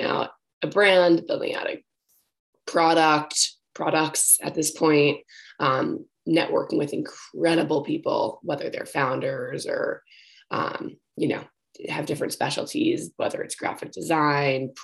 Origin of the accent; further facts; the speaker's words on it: New York, United States; I'm originally from New York and studied business and entrepreneurship actually at Brown